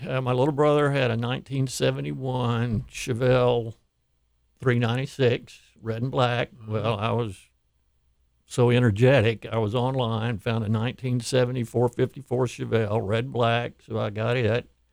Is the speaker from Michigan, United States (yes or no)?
no; Houston, Texas, United States; I grew up here in Houston, moved here in 1959